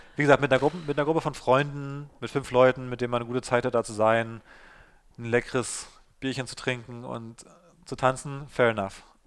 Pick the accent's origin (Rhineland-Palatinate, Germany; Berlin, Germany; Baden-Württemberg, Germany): Berlin, Germany; zum einen komme ich ja aus dem Südosten von Berlin, wo ich aufgewachsen bin